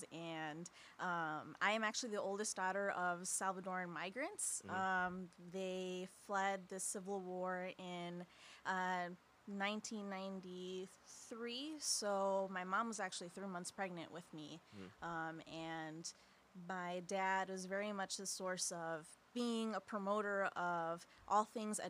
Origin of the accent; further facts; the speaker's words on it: Skokie, Illinois, United States; now in Aurora, United States; I'm originally from Skokie, Illinois, so I grew up